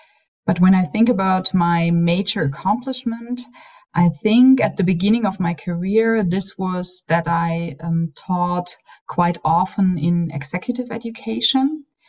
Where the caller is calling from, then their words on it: Tübingen, Baden-Württemberg, Germany; I'm calling from Tübingen